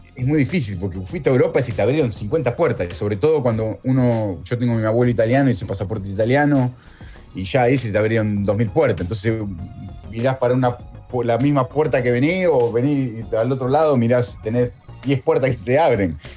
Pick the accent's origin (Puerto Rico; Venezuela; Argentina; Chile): Argentina; Morón, Buenos Aires Province; moved away as an adult; also born or lived in Italy; now in Melbourne, Australia; yo soy de Morón